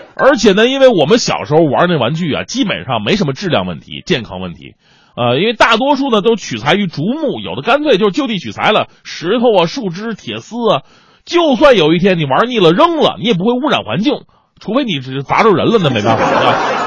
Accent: Northeast China, China; accent: Northeastern Mandarin; 我们东北话讲叫呲水枪

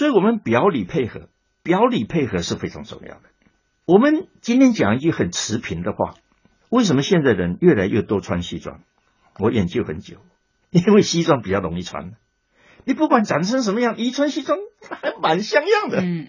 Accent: China; 我们中国人那很厉害的，我们连看不见东西我们都看得见

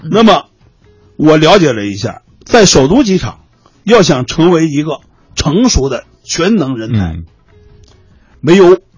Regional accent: China; 作为我们中国人来讲啊

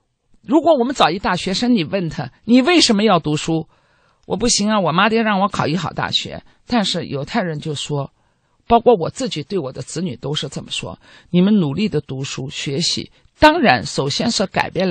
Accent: Israel; 我有，呃，因为我来自以色列，我认为如果一家人家作为一个父母，我们讲的衣食住行，我们中国人喜欢讲

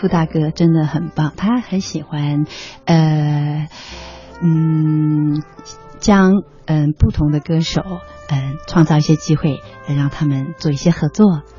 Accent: Wuhan, Hubei, China; 我是武汉人。

